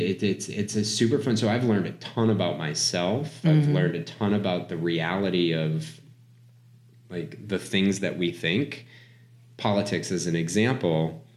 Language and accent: English; Northeast, United States; I grew up in the Northeast